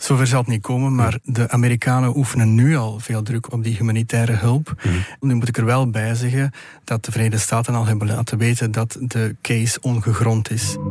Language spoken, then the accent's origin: Dutch; Belgium; als Belg